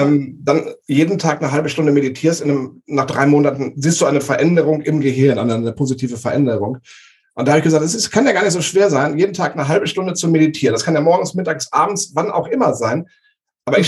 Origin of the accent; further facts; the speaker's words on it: Walsrode, Lower Saxony, Germany; ich komme hier aus, aus der Region Hannover, also Flachland-Tiroler.